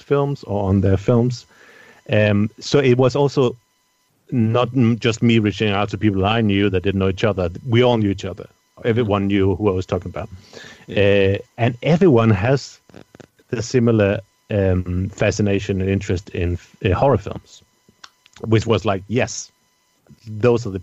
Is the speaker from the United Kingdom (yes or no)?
no; Denmark; I'm from Denmark, where I come from